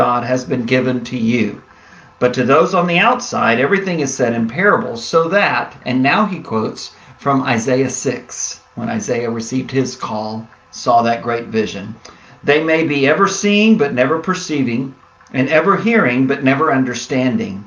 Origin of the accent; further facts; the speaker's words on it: San Antonio, Texas, United States; as a kid growing up in San Antonio, Texas